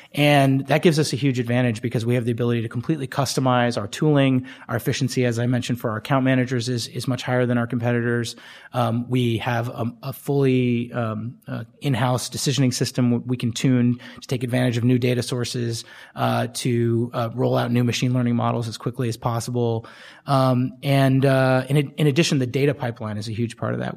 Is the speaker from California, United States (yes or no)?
yes; Bay Area, California, United States; I grew up in the Bay Area